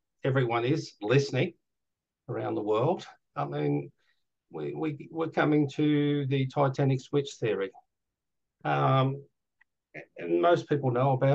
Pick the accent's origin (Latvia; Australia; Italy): Australia; I'm Australian